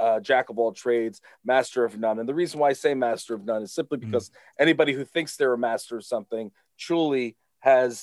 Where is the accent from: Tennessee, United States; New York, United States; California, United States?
New York, United States; Long Island; I am from Long Island. I grew up here.